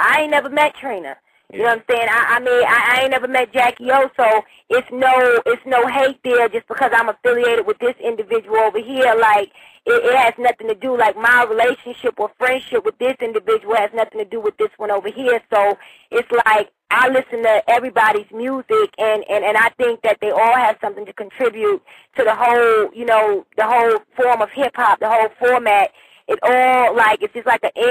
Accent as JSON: {"language": "English", "town": "New York City", "region": "New York", "country": "United States", "tie": "born or raised there", "moved": "yes", "lives_now": "Huntsville, Alabama, United States", "said": "that's where I was born and raised. You know, I was born in South Jamaica, Queens"}